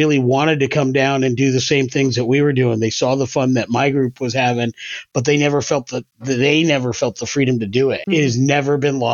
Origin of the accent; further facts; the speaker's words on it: Connecticut, United States; moved away as an adult; also born or lived in Maine; I moved away to Maine from Connecticut, where I live now